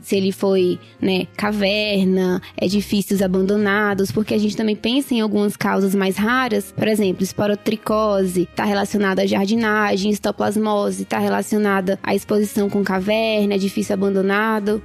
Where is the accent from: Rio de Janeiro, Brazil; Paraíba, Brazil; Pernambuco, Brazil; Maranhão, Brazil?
Pernambuco, Brazil; Recife; moved away as an adult; now in São Paulo, Brazil; eu sou de Recife, eu me formei na Faculdade Pernambucana de Saúde é, e eu vim para cá